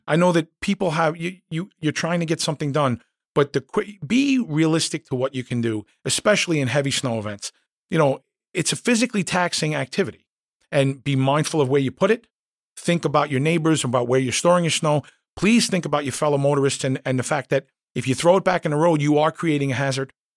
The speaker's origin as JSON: {"language": "English", "town": "New York City", "region": "New York", "country": "United States", "tie": "born or raised there", "said": "I grew up in Queens."}